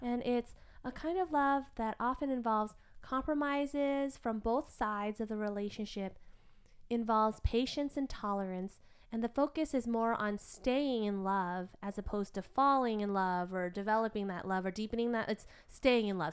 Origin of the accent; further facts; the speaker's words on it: United States; as kids growing up in America